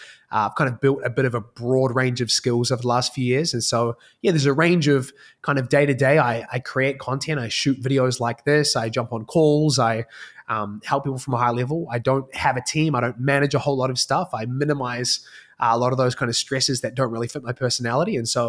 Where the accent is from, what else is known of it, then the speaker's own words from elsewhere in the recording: New Zealand; accent: hybrid; I think I've got a pretty hybrid accent at this point, having lived kind of all over the world. But I'm from New Zealand. So grew up in a single parent household.